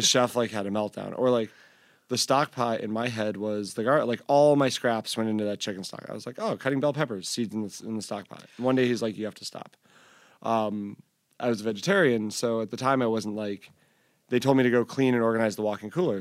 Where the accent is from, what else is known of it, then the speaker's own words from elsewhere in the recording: Syracuse, New York, United States; I grew up in Syracuse, and it was like, that was the big, like, straight edge vegan hardcore scene.